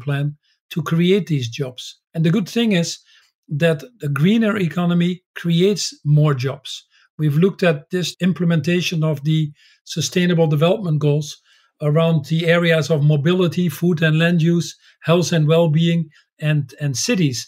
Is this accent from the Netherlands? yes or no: yes; Netherlands; When I was born in the Netherlands